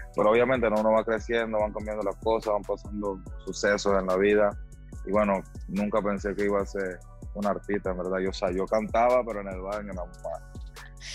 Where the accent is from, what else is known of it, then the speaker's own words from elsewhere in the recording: Panama; en mi país, en mi país, en Panamá